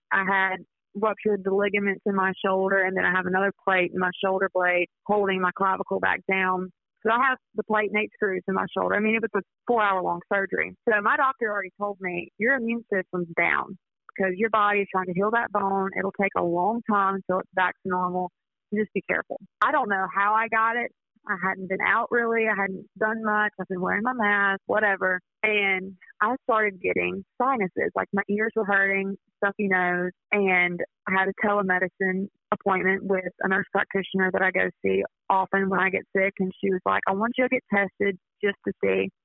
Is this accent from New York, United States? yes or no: no; Pine Belt, Mississippi, United States; I'm very proud to be from here, and especially the Pine Belt. You know, when I was a freshman in high school, we had a giant EF4 tornado